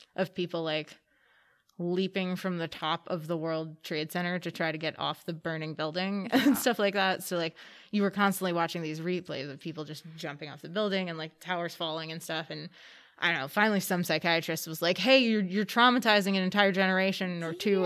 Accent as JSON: {"language": "English", "region": "Pennsylvania", "country": "United States", "tie": "born or raised there", "said": "I was 90 minutes from New York City. Mm-hmm. Um, it was middle of the woods, Pennsylvania"}